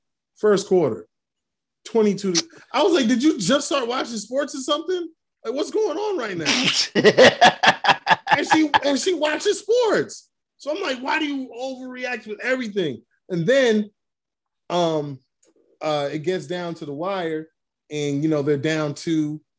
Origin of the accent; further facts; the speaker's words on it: New York City, New York, United States; I grew up in Brooklyn.